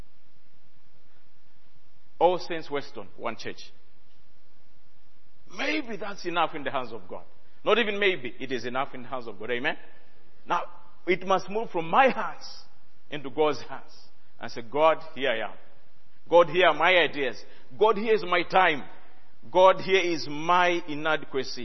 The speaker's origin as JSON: {"language": "English", "country": "Malawi", "said": "I come from Malawi"}